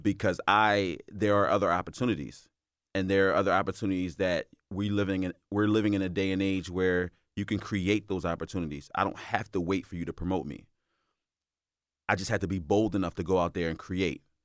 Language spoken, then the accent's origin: English; Philadelphia, Pennsylvania, United States; moved away as an adult; now in Delaware, United States; am born and raised in Philadelphia